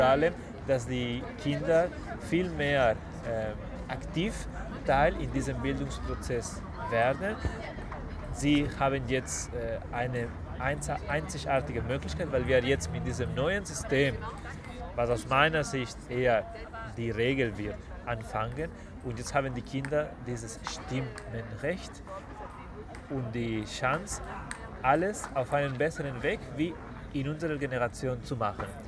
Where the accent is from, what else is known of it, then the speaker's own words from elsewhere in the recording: Spain; German is a second language; now in Germany; meiner Heimat, also zu Spanien